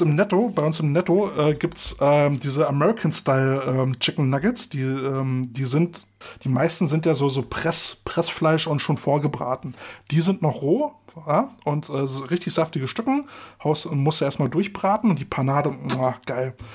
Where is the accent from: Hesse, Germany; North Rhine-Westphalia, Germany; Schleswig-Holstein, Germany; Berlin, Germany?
Berlin, Germany; bei uns in Berlin